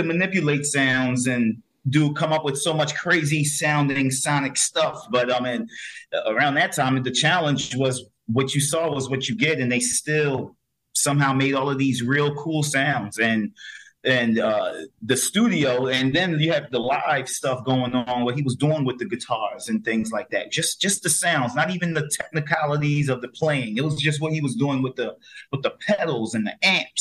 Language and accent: English; Philadelphia, Pennsylvania, United States; also born or lived in Brooklyn, New York; we ended up moving to Philadelphia, to Philly, which is my home